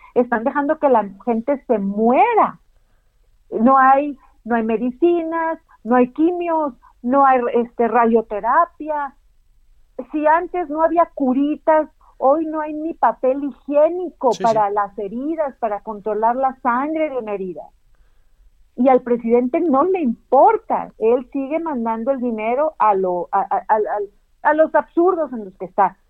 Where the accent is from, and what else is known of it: Mexico